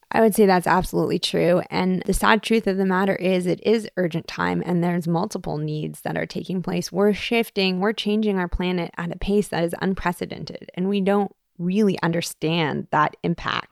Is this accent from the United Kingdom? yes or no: no; Toronto, Ontario, Canada; moved away as an adult; now in Hawaii, United States; growing up in Toronto.